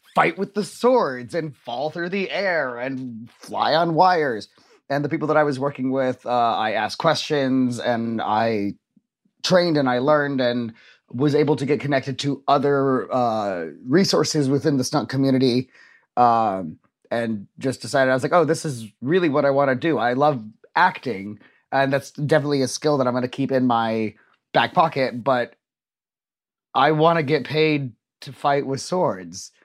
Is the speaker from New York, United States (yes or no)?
no; Orange County, Southern California, United States; I got into the Orange County High School of the Arts